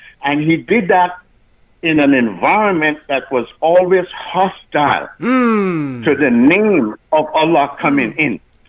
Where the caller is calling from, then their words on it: Canada; I'm calling from Canada to just give a salam alaikum shout out from Canada.